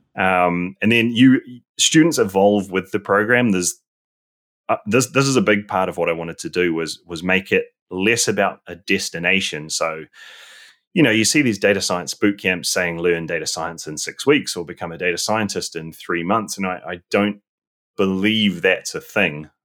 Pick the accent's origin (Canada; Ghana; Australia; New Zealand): New Zealand; moved away as an adult; now in London, United Kingdom; I'm originally from New Zealand and I, I gr-, was born there, grew up there